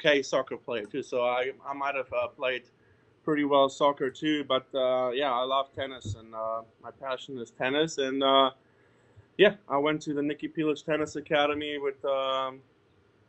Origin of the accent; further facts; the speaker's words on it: Berlin, Germany; moved away as an adult; also born or lived in Spain / New Orleans; now in Covington, United States; I was born and raised in Berlin, Germany.